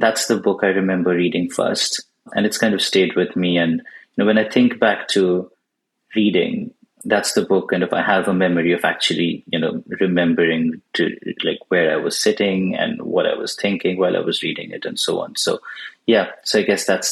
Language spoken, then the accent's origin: English; Bangalore, Karnataka, India; first language Bengali; English is a second language; I grew up in India and I was born in Bangalore, which is in southern India